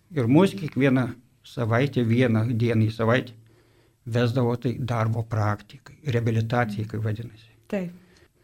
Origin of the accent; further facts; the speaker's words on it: Dzūkija, Lithuania; moved away as an adult; now in Vilnius, Lithuania; esu dzukas